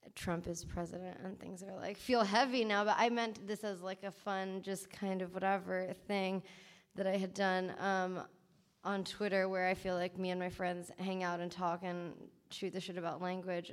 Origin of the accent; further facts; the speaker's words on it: New York, United States; I was also born and raised in New York um, and came up in the New York scene